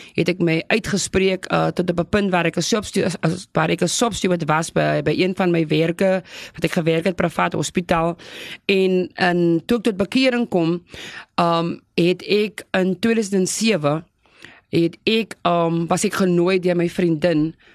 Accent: South Africa; ek is gebore op Flottenburg plaas. Dit is net so voor Lyndok

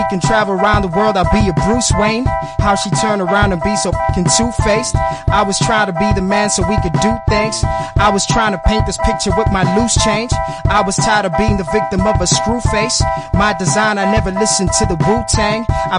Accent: Johannesburg, Gauteng, South Africa; I'm from the south of Johannesburg.

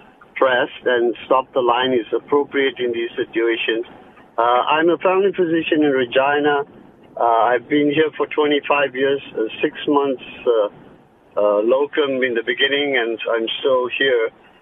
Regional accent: South Africa; I came from South Africa, And if we had people that were ambulating, we send them directly to get those things done.

